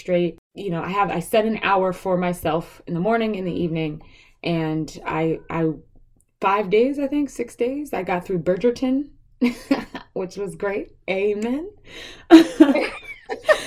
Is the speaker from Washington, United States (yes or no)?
no; New York City, New York, United States; I was raised in Brooklyn, so we lived in Brooklyn Heights